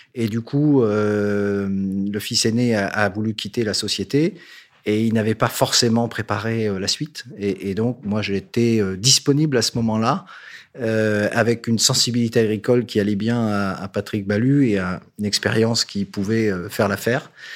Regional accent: northern France, France; je suis nordiste

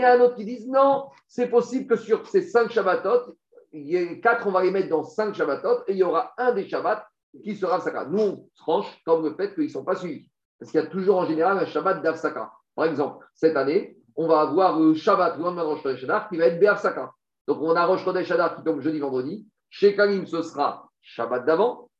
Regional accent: France; chez nous en France

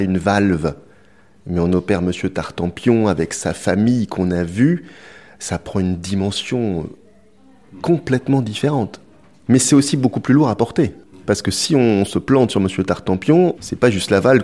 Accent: Brittany, France; je suis breton

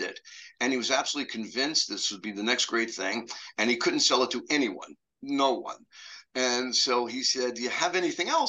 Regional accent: New York City, New York, United States; I grew up in New York City

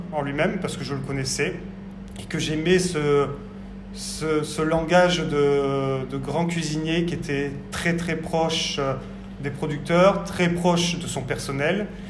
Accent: Bordeaux, Nouvelle-Aquitaine, France; moved away as an adult; also born or lived in Paris; je suis bordelais donc euh, issu du lycée hôtelier de Talence

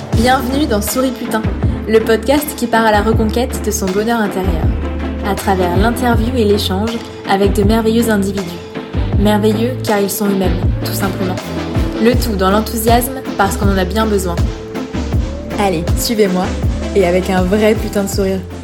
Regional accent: near Toulon, Provence-Alpes-Côte d'Azur, France; moved away; je viens d'à côté de Toulon

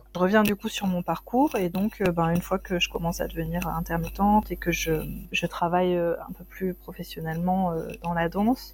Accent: south-east France, France; je suis originaire du sud de la France, sud-est

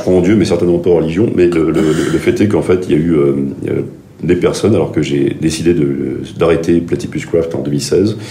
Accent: Gabon; moved away; j'ai grandi au Gabon

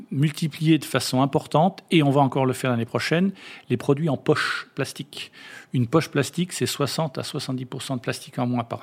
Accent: France; et puis nous-mêmes, en tant que Français, on a nos propositions

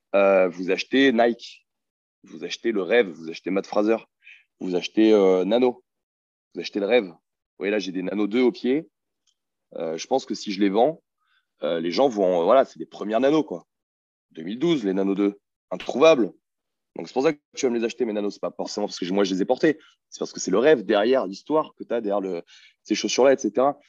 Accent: France; je suis un petit Français de merde

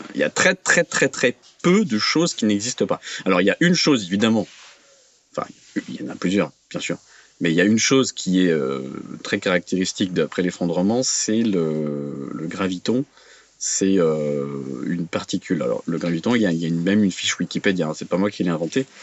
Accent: France; je suis français, je connais bien la France

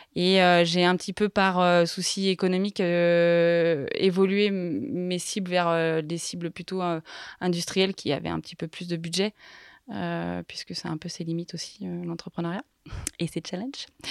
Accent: Les Carroz d'Arâches, Auvergne-Rhône-Alpes, France; moved away as an adult; also born or lived in Paris; je suis originaire de, des Carreaux d'Arrache, qui est une station de ski

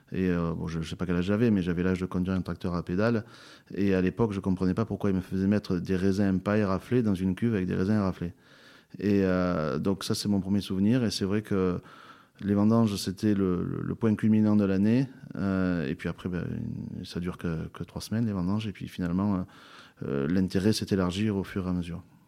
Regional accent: Châteauneuf-du-Pape, Provence-Alpes-Côte d'Azur, France; je suis l'Obélix de Châteauneuf-du-Pape

